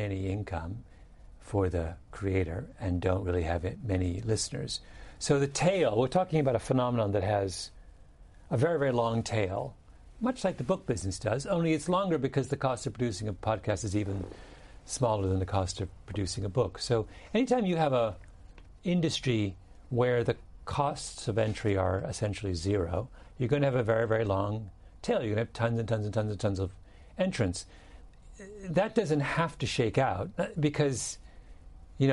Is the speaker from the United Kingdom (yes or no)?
yes; England, United Kingdom; I'm English. So in England, and I'm the son of an Englishman